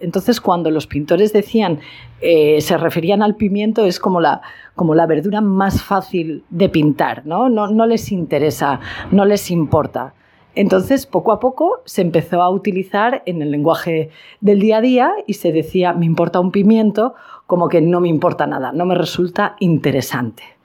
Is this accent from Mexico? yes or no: no; Spain; en mi país, en España